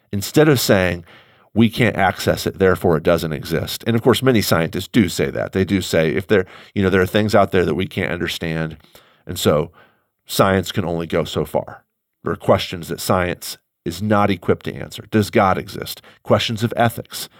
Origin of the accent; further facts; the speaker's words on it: St. Louis, Missouri, United States; I am an American Midwesterner. I have no control over that. I was born in St. Louis you know, I've lived here for almost all of my life